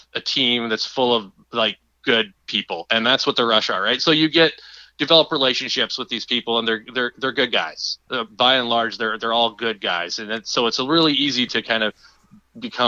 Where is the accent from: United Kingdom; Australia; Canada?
Canada; Saskatoon, Saskatchewan; I'm born and raised in Saskatoon, and being back here covering sports